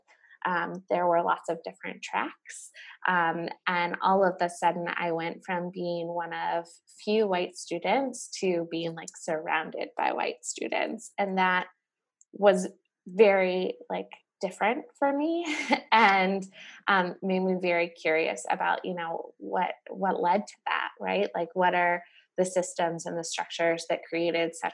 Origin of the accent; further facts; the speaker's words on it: Charlotte, North Carolina, United States; growing up in North Carolina